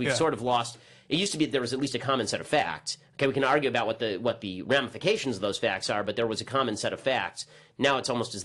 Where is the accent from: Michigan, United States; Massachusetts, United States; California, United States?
California, United States; Los Angeles; also born or lived in Boston; I grew up in North Hollywood and Burbank, and yeah, I've spent my entire life basically in L.A.